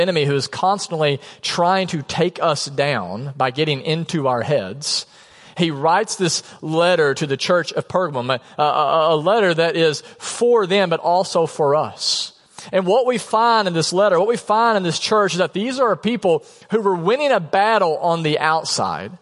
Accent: United States; as an American

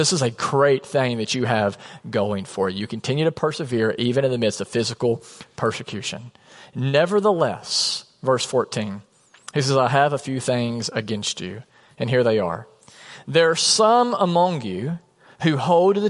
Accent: United States; as an American

